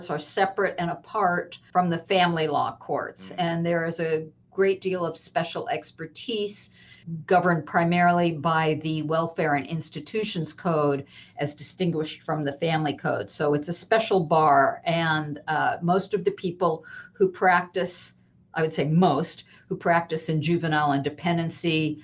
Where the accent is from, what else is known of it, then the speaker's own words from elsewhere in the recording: Los Angeles, California, United States; I am born and raised in Los Angeles.